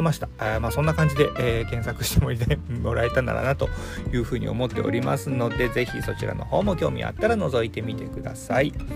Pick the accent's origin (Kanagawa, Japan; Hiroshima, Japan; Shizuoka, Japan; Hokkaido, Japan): Hiroshima, Japan; now in Fukuoka, Japan; 僕あの出身広島